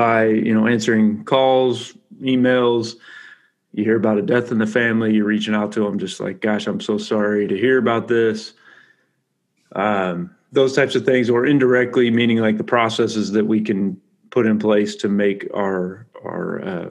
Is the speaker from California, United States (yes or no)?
yes; California, United States; I'm from California